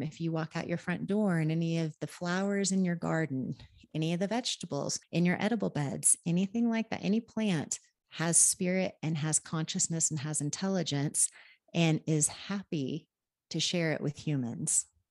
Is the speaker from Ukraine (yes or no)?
no; Oklahoma, United States; now in Pisac, Peru; I, I grew up in Oklahoma.